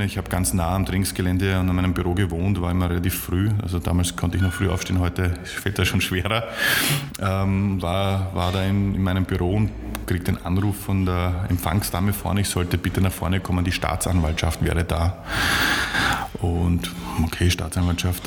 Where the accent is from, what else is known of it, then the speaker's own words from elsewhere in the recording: Vienna, Austria; als, als Wiener